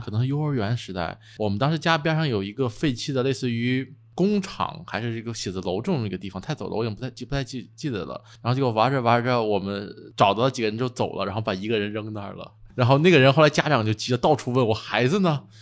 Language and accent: Chinese; Hebei, China; 我老家河北嘛